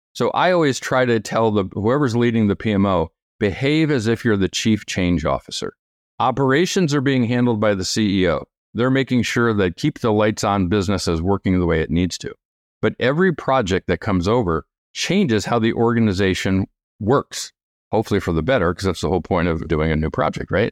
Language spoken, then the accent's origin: English; New York, United States; moved away; I'm from New York originally.